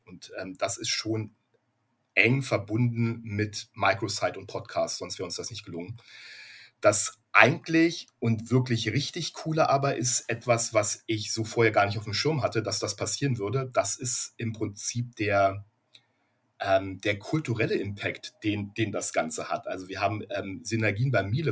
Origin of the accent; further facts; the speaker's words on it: Berlin, Germany; moved away as an adult; now in Gütersloh, Germany; ich bin gebürtiger Berliner